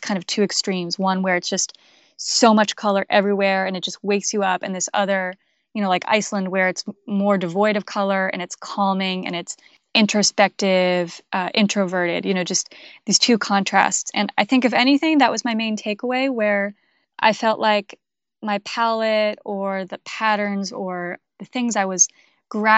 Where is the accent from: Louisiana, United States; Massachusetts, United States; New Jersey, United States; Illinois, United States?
Massachusetts, United States; outside of Boston; I grew up actually outside of Boston